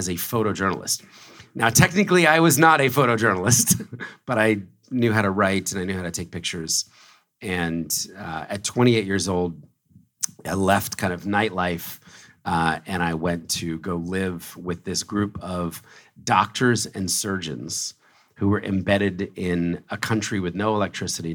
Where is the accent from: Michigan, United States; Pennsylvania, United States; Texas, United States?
Pennsylvania, United States; Philadelphia; moved away as an adult; also born or lived in New York City; I was born in Philadelphia, raised in a very conservative Christian family